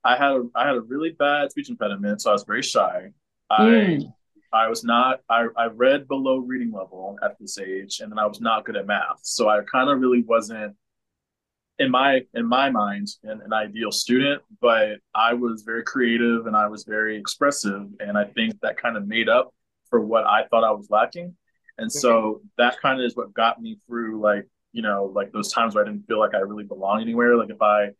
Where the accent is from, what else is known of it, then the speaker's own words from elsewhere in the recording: San Antonio, Texas, United States; I am born and raised in San Antonio